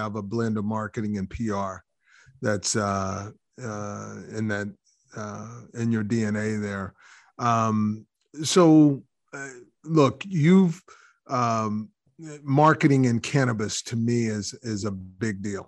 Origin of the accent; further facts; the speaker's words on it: Texas, United States; moved away as an adult; I'm from Texas.